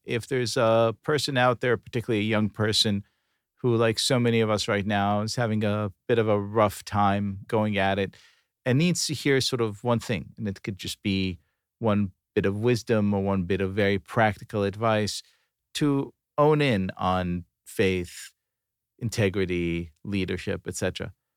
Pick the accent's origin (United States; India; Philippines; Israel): Israel; moved away; growing up in Israel